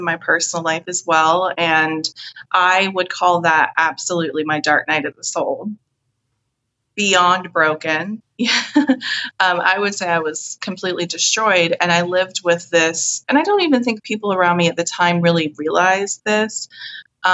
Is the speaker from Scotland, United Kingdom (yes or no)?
yes; Scotland, United Kingdom; I'm from Scotland